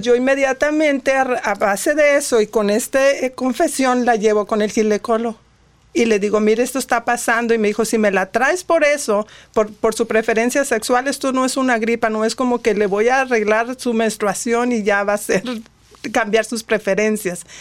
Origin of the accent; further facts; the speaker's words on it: Monterrey, Nuevo León, Mexico; now in United States; soy de Monterrey, soy regia